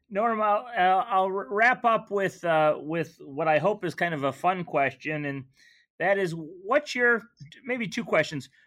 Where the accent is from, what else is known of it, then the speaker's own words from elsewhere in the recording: Michigan, United States; also born or lived in New Mexico; I'm originally from Michigan.